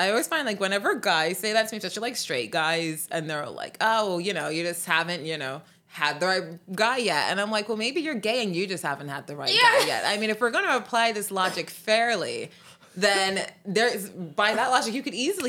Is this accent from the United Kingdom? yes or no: yes; United Kingdom; I'm British, so I was thinking of this in the UK.